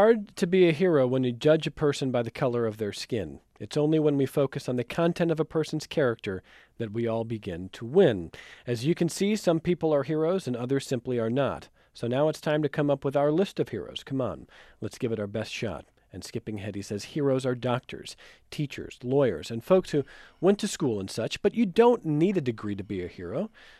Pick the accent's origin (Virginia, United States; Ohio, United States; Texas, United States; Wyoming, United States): Ohio, United States; Cleveland; I'm from Cleveland. He's my hero.